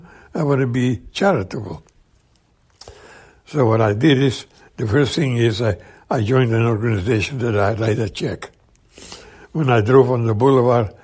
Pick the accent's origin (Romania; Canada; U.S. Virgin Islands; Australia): Romania; moved away as an adult; I come from Romania